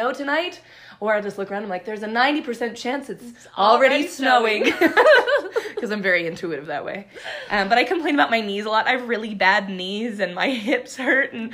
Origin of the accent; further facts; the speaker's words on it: Littleton, Colorado, United States; I grew up in Littleton. So we still live here in Littleton